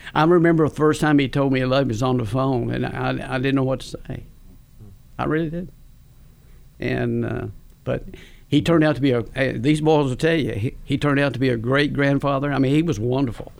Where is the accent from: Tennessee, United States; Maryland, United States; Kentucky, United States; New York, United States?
Kentucky, United States; Campbellsville; I grew up in Campbellsville. I was born and raised in Campbellsville.